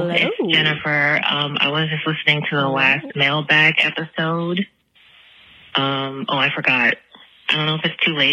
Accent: United States; I'm from America

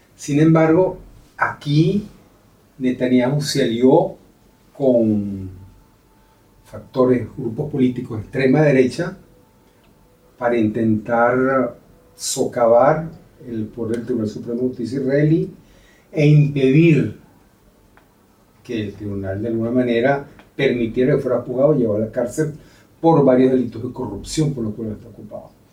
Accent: Venezuela; moved away as an adult; now in Spain; como venezolano

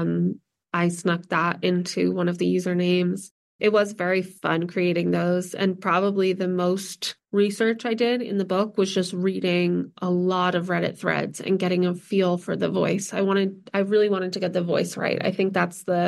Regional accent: New Jersey, United States; I grew up in New Jersey, but we spent a lot of time in Vermont and Massachusetts

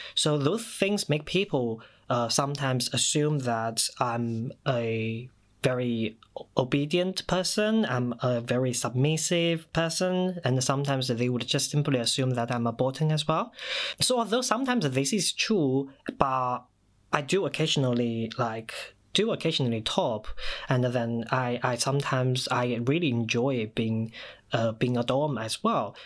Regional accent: China; first language Mandarin Chinese; English is a second language; moved away as an adult; now in United Kingdom; I moved to the UK in 2014 from China, so my mother tongue, my first language, is Mandarin Chinese

